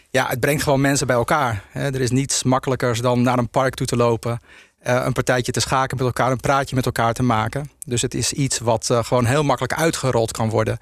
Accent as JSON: {"language": "Dutch", "area": "Zaanstreek", "region": "North Holland", "country": "Netherlands", "tie": "born or raised there", "said": "ik ben ehm, eh, geboren in de Zaanstreek. En ik heb altijd veel in het Agatenpark gespeeld"}